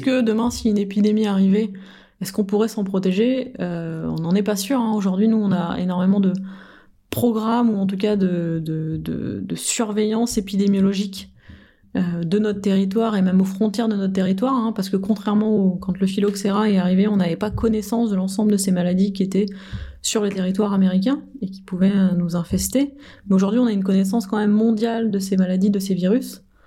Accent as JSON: {"language": "French", "country": "France", "said": "en tant que bon français"}